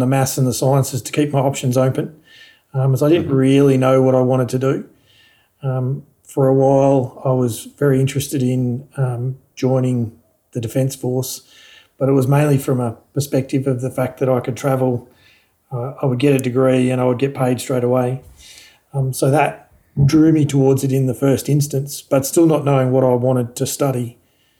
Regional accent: Park Orchards, Victoria, Australia; also born or lived in Launching Place; we moved from living in Launching Place to we then lived in Park Orchards until I finished living at home essentially and finished school.

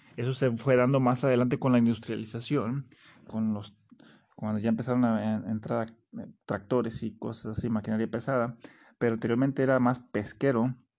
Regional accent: Cihuatlán, Jalisco, Mexico; now in Puerto Vallarta, Mexico; Cihuatlán, Jalisco, de allá de donde yo soy originario

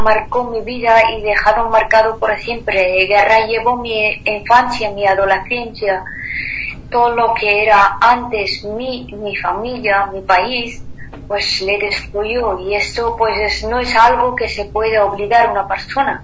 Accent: Afghanistan; Spanish is a second language; moved away as an adult; now in Spain; yo hasta 21 años viví como un hombre en Afganistán y salí eh, de Afganistán con vestido de chico

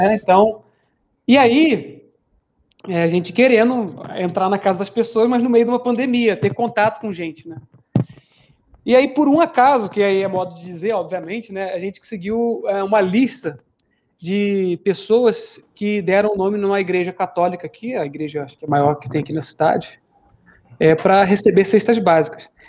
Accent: Rio de Janeiro, Brazil; moved away as an adult; also born or lived in Limeira / São Paulo; eu sou do Rio de Janeiro, embora esteja aqui em São Paulo já faz uns 5 a 6 anos.

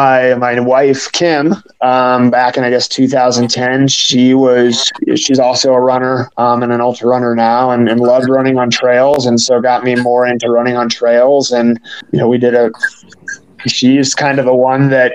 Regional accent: Midwest, United States; now in Florida, United States; I grew up in the Midwest

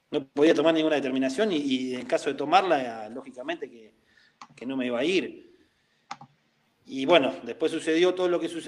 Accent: La Plata, Buenos Aires Province, Argentina; sí, yo soy de La Plata, estoy, estoy viviendo acá.

